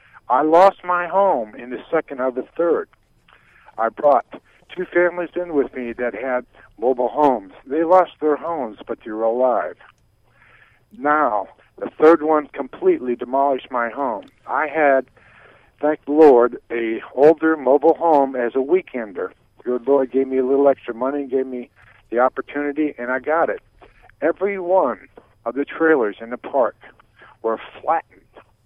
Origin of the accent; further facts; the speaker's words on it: Florida, United States; I came from St. Lucie County, Florida